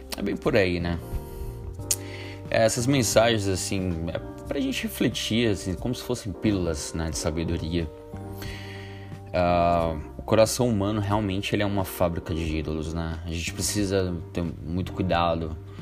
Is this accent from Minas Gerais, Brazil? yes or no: no; Ceará, Brazil; moved away; lá na minha terra, lá do Ceará